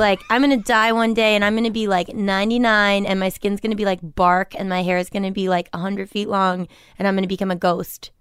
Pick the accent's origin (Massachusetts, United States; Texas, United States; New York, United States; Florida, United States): Massachusetts, United States; Milton; I'm from Milton, Massachusetts